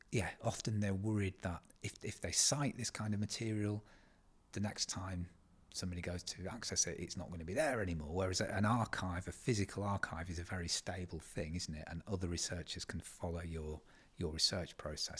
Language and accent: English; East Riding of Yorkshire, Yorkshire and the Humber, United Kingdom; I'm a historian from the East Riding of Yorkshire. I kind of grew up here.